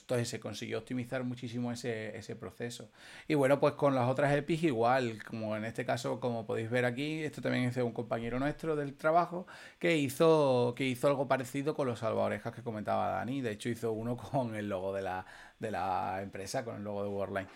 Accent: Extremadura, Spain; nosotros somos de Extremadura

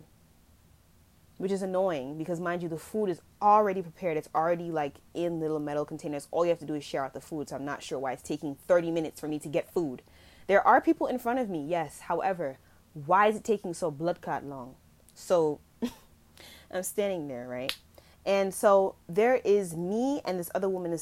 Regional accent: Jamaica; I'm going to be using kind of like patois in this episode because I am Jamaican

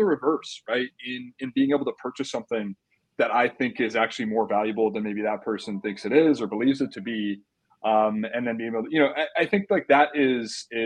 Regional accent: Orange County, California, United States; born and raised in Orange County

